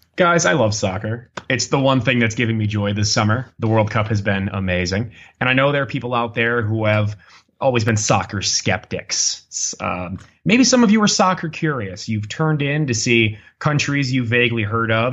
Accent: United States; accent: very American; my very American accent

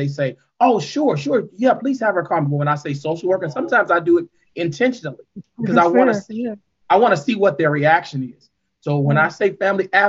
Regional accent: St. Louis, Missouri, United States; I was born and raised in St. Louis. I've been here all my life

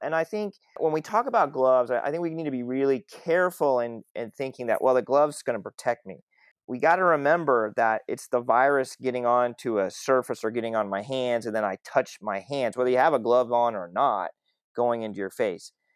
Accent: Southwest Oklahoma, United States; I grew up in Southwest Oklahoma. I grew up in a town of 20,000 people.

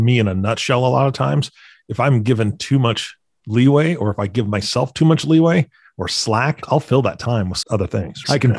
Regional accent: Washington, United States; moved away; I grew up in Washington State, and the houses didn't have air conditioning, and the cars certainly didn't have air conditioning because it was so tempered.

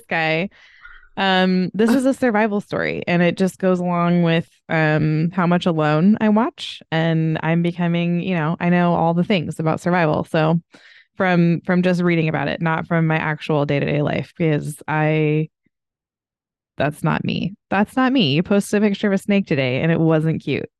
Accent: United States; I'm from America

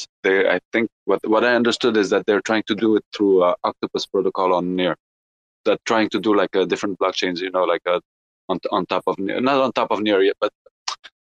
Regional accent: Tunisia; I'm originally from Africa, North Africa, Tunisia

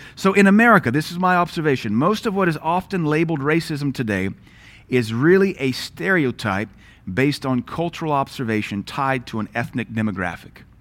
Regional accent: South Louisiana, United States; moved away; also born or lived in Seattle, Washington; raised in the eighties and nineties, brought up in South Louisiana

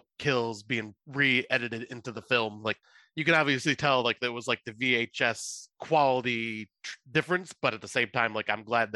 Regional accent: United States; I am American

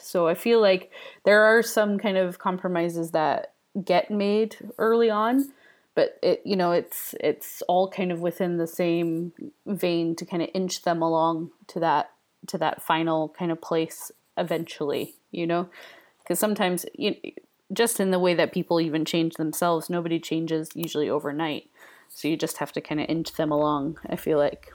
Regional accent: United States; moved away as an adult; now in United Kingdom; I am an American in British culture, British slash Scottish culture

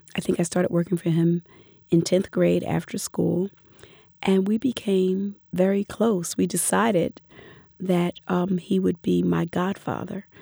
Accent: Philadelphia, Pennsylvania, United States; I grew up in Philadelphia

